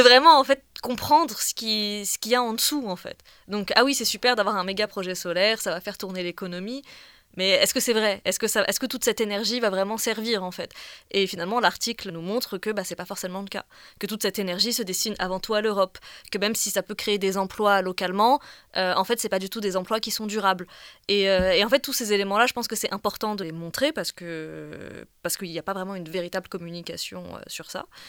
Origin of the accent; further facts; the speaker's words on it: Bourg-la-Reine, Île-de-France, France; moved away as an adult; now in Tunis, Tunisia; j'ai grandi à Bourg-la-Reine, en banlieue parisienne